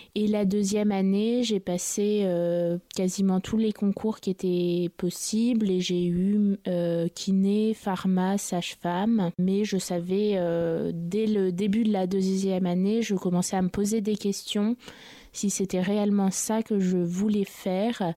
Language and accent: French; Paris, Île-de-France, France; Je suis euh, née à Paris et j'ai grandi euh, à Paris